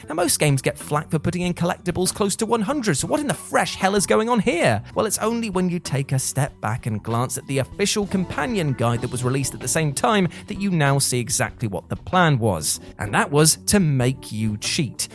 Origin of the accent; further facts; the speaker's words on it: United Kingdom; as a British citizen